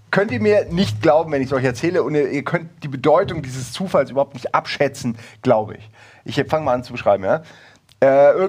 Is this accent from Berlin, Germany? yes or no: no; Wächtersbach, Hesse, Germany; Moment mal, da liegt doch nicht Wächtersbach.